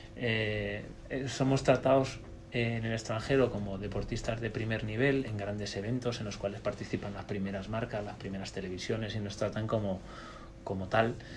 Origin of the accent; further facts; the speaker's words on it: Spain; nosotros somos españoles